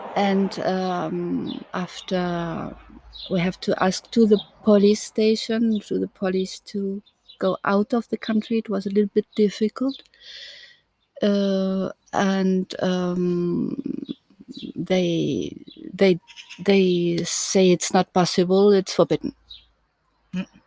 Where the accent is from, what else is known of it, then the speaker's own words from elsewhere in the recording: East Germany, Germany; English is a second language; moved away as an adult; now in France; I'm coming from Germany. I was born there in East Germany. And I left East Germany uh, when I was 20